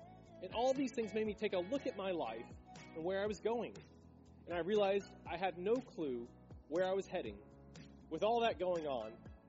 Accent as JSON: {"language": "English", "region": "Texas", "country": "United States", "tie": "born or raised there", "said": "God led me back to my hometown in Texas"}